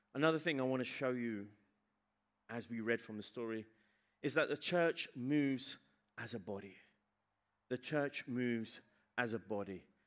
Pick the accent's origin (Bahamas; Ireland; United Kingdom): United Kingdom; England; moved away; I was raised in England